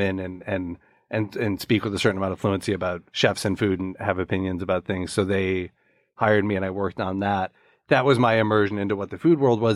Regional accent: Chicago, Illinois, United States; my house where I grew up in Chicago

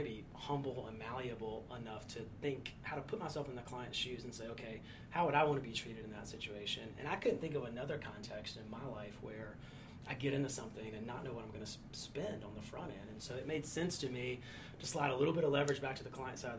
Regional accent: near Charlotte, North Carolina, United States; also born or lived in Chapel Hill, North Carolina / Raleigh-Durham, North Carolina; from North Carolina, grew up near Charlotte

